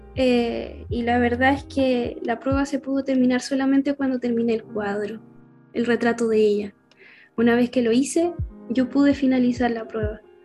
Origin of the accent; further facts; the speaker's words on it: Curicó, Maule, Chile; somos de Curicó